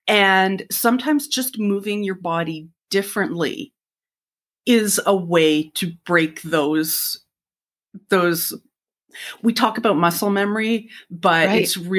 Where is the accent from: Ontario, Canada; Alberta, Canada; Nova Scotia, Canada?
Nova Scotia, Canada; Halifax; growing up in Halifax